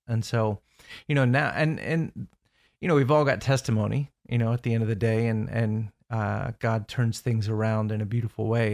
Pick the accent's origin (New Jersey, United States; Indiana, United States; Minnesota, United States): Indiana, United States; moved away as an adult; now in Orlando, United States; I grew up in Indiana as well